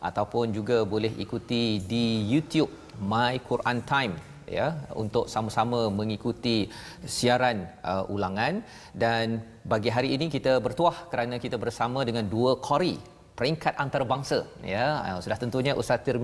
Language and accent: Malay; Perak, Malaysia; Saya orang Perak.